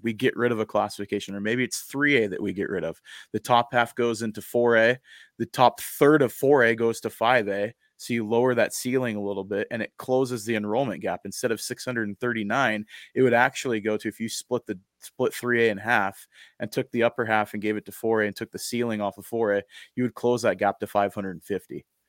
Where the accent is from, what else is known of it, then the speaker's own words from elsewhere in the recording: Eastern Washington, United States; now in Idaho, United States; I was a kid growing up in Eastern Washington